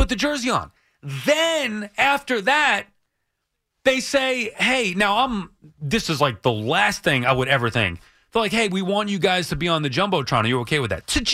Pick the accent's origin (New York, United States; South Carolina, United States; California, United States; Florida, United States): New York, United States; Lake Ronkonkoma; I'm from Long Island